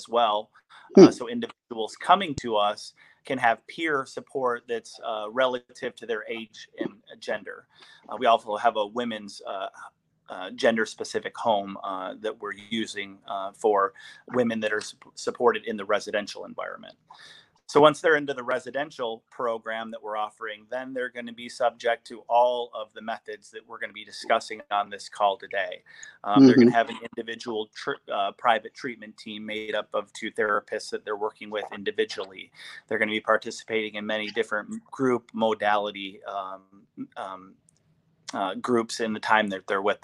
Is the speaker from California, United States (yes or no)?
no; East Lansing, Michigan, United States; moved away as an adult; I am originally from East Lansing, Michigan